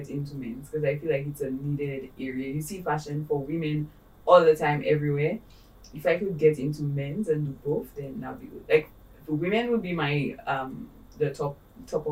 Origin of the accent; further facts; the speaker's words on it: St. Lucia; And I'm Saint Lucian. I am from the Caribbean.